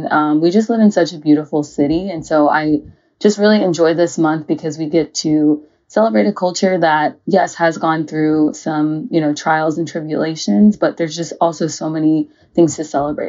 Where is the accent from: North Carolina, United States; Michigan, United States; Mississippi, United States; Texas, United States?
Texas, United States; Houston; growing up in Houston